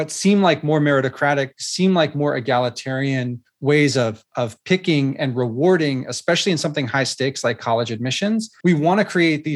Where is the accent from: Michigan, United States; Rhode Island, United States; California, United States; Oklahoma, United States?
California, United States; my home state of California